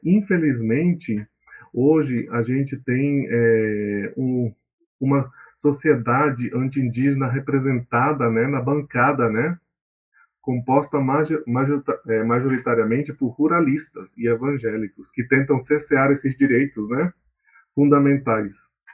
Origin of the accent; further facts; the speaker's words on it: Amazon, Brazil; moved away as an adult; also born or lived in Rondônia; now in São Paulo, Brazil; eu sou amazônida, que é um termo que a gente usa na Amazônia para reafirmar nossa identidade